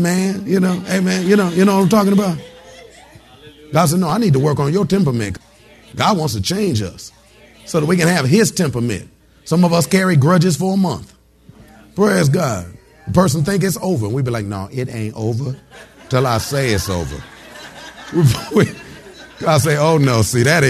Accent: Detroit, Michigan, United States; moved away; I'm originally from Detroit, Detroit, Michigan

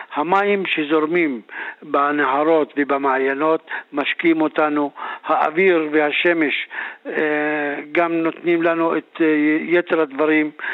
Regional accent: Druze community, Northern District, Israel; הסיפור שלנו כחברה דרוזית, אנחנו אנשים שלא נעקרנו מאדמותינו, חיים בתוך בתינו, בתוך כפרינו

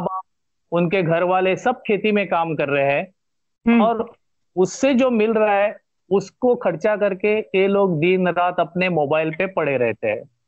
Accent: Goa, India; first language Konkani; Hindi is a second language; मेरा गांव मेरा गोवा और मेरी मातृभाषा मातृभूमि

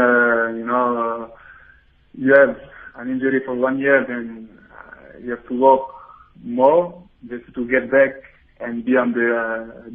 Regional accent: Belgium; I was born in Belgium

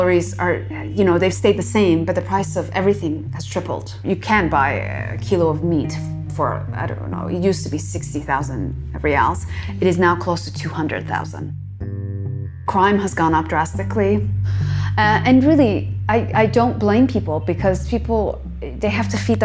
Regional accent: Toronto, Ontario, Canada; also born or lived in Iran; we immigrated to Canada, and I grew up in Toronto

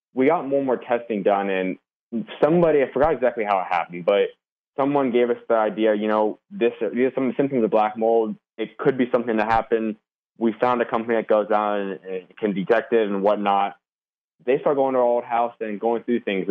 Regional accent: Arizona, United States; I grew up always born and raised Arizona

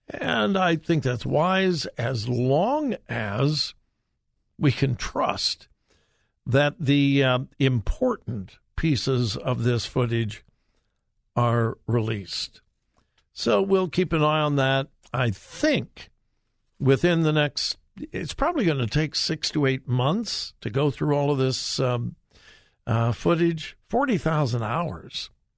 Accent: California, United States; now in Ohio, United States; I've spent the overwhelming majority of my life right here in the promised land of Ohio. But I'm from California, so any story about California catches my attention.

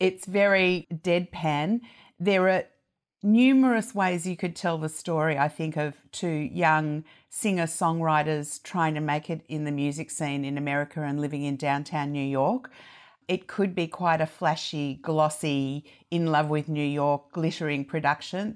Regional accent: Australia; as an Australian

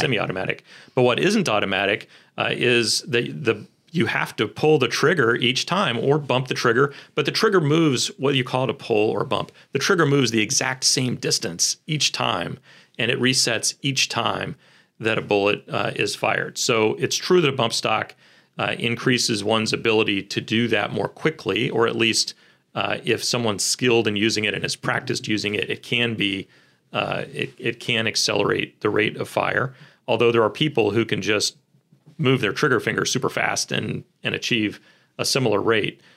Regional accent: Kansas City, Missouri, United States; born and raised in Kansas City

